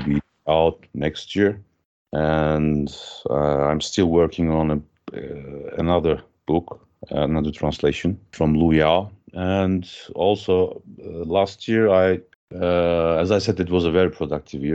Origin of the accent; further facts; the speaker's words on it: Ankara, Turkey; I was born in 1980 in Ankara, capital of Turkey.